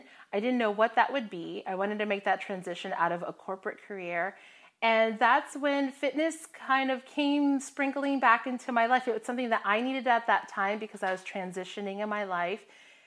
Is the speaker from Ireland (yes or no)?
no; Florida, United States; moved away as an adult; also born or lived in Hawaii / Midwest; I grew up in Florida, but I went to the Midwest for university